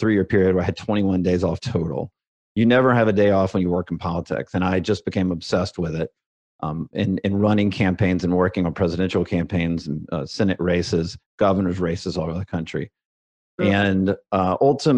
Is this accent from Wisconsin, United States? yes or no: no; Alabama, United States; I grew up, I'm a redneck from Alabama